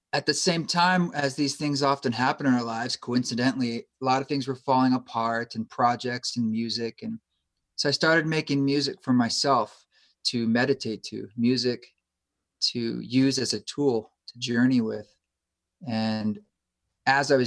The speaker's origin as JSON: {"language": "English", "region": "Oregon", "country": "United States", "tie": "born or raised there", "also_born_or_lived": "New York City", "moved": "as an adult", "said": "I grew up in Oregon"}